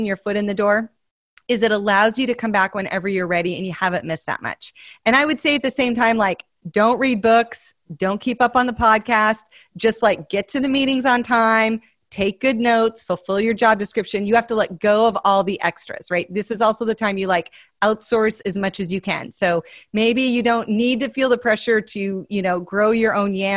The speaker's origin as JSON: {"language": "English", "region": "Montana", "country": "United States", "said": "I'm from Montana"}